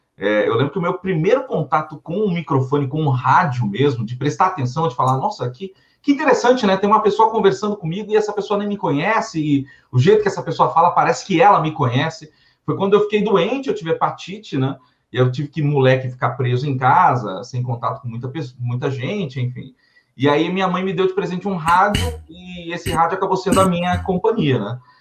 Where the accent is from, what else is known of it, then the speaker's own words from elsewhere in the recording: São Paulo, Brazil; Sou paulistano, sou paulistano, filho de, de alagoanos. Mas nasci aqui na cidade de São Paulo mesmo